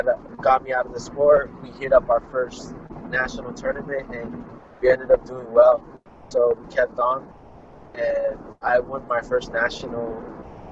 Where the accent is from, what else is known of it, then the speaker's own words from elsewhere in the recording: Fresno, California, United States; I'm from Fresno, California, United States of America